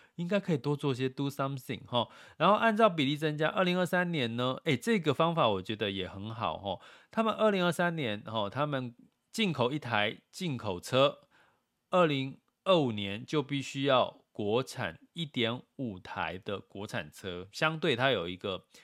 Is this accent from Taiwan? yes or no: yes; Taiwan; 我们小时候在台湾